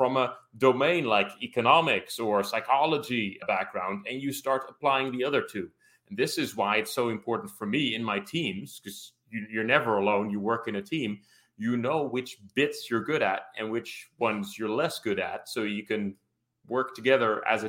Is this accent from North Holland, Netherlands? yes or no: no; Rotterdam, South Holland, Netherlands; I ended up graduating on crime analysis for my hometown of Rotterdam